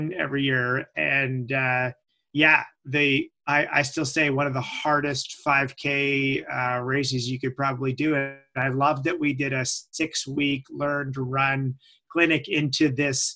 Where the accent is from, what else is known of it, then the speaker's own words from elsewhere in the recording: Midland, Ontario, Canada; moved away as an adult; now in Orangeville, Canada; my hometown is Midland